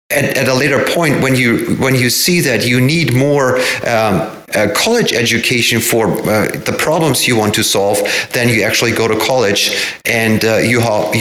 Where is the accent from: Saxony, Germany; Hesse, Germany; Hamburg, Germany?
Hamburg, Germany; moved away as an adult; now in Everett, United States; I found a summer job in a marine hardware store in my hometown of Hamburg